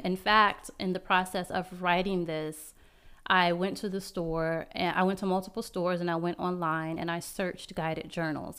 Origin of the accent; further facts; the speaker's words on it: Las Vegas, Nevada, United States; now in Baltimore-Washington metro area, United States; I'm from Las Vegas